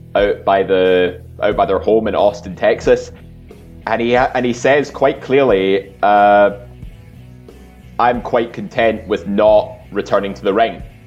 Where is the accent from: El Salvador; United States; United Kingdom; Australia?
United Kingdom; Scotland; we're all Scottish